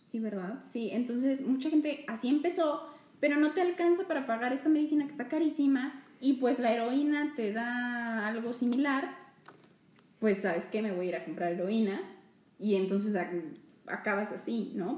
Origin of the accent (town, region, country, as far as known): Mexico